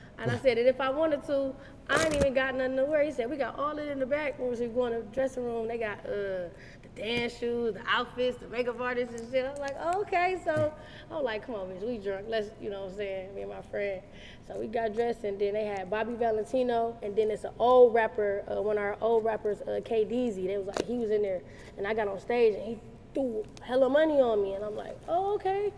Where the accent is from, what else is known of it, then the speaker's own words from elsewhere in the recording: Detroit, Michigan, United States; I'm from the west side of Detroit. I'm from the west side. I'm definitely a west side female. I'm from the Dexter Linwood area